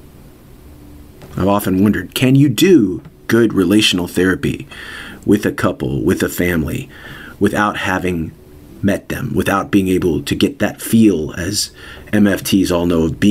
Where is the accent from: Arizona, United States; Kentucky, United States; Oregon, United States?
Kentucky, United States; Louisville; in my hometown of Louisville, Kentucky